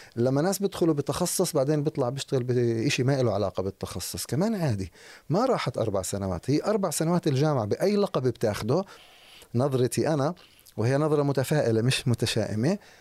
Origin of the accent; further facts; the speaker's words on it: Jerusalem, West Bank, Palestine; اشتغلت مع ناس بمناصب عاليه عندنا في القدس في الضفه